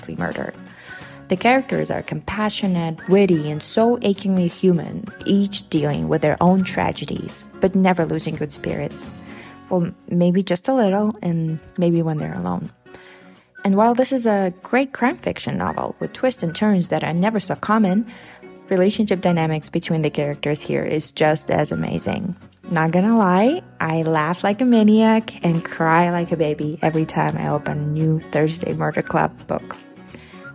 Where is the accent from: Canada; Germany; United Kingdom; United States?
Germany; I'm from Germany